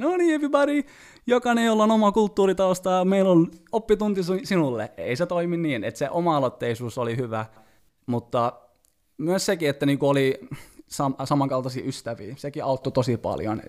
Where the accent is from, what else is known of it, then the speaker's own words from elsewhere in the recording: Finland; mä oon kasvanut Suomessa